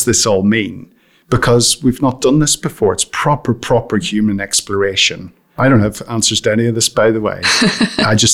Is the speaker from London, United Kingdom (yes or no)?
no; County Armagh, Northern Ireland, United Kingdom; moved away; I grew up in County Armagh in Northern Ireland, right at the height of the Troubles, so through the 70s and the 80s